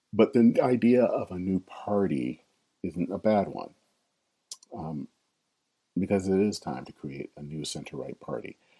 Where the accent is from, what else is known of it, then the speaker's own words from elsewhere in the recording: Flint, Michigan, United States; now in Minneapolis, United States; I'm a native of Flint, Michigan